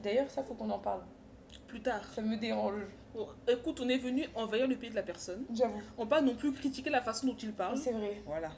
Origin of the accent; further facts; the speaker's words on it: Paris suburbs, Île-de-France, France; moi je viens de Paris, exactement dans de banlieue parisienne